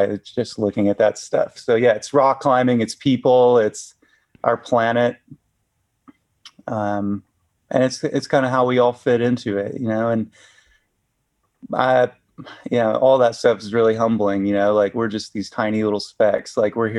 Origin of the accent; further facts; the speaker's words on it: Chattanooga, Tennessee, United States; also born or lived in Utah; now in Bishop, United States; I was raised in Chattanooga, Tennessee.